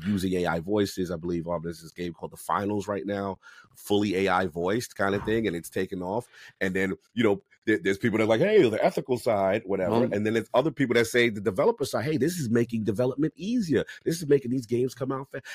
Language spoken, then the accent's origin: English; New York City, New York, United States; growing up in the South Bronx